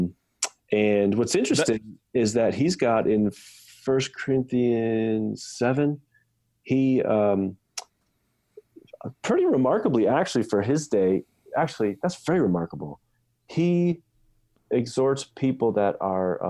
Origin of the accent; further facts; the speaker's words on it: United States; as an American, I was raised to understand that I have all these rights